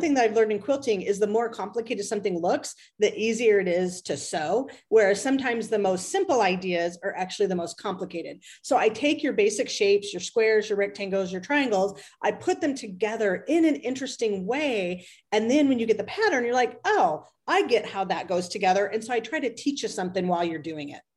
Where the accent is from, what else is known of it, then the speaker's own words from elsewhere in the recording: Las Vegas, Nevada, United States; I'm from Las Vegas